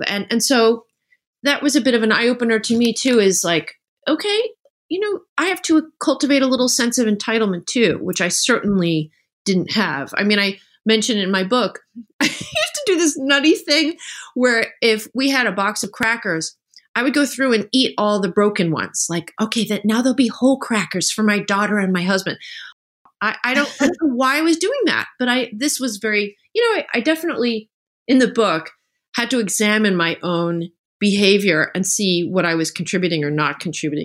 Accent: New Jersey, United States; I grew up in New Jersey

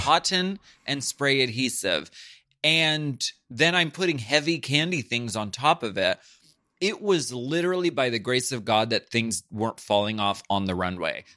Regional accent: Erie, Pennsylvania, United States; I'm from Erie, Pennsylvania.

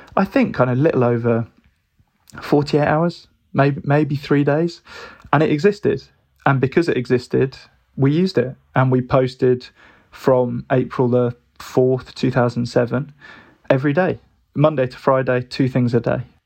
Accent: Birmingham, West Midlands, United Kingdom; moved away as an adult; also born or lived in Brighton; growing up in Birmingham

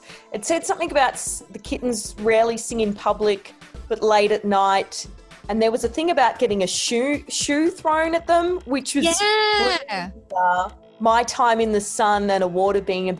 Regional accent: Australia; Me and Isaiah are actually from the same hometown. There's like 5,000 people who live there.

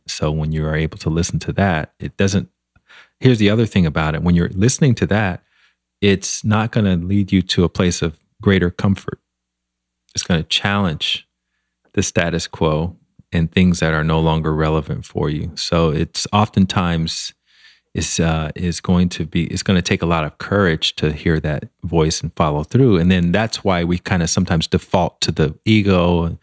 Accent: Montgomery, Alabama, United States; moved away as an adult; also born or lived in Washington, D.C. / Chicago; now in Los Angeles, United States; I grew up in Montgomery, Alabama, which is kind of a small town

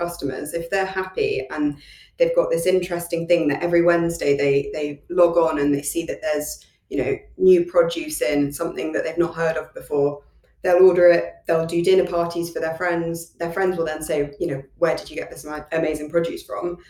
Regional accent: London, United Kingdom

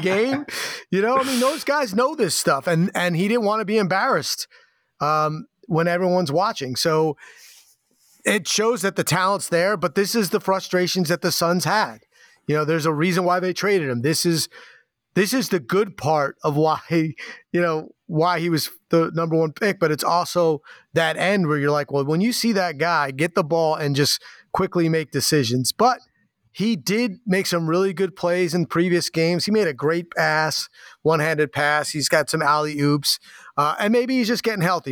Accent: East Coast, United States; now in Portland, United States; growing up on the East Coast

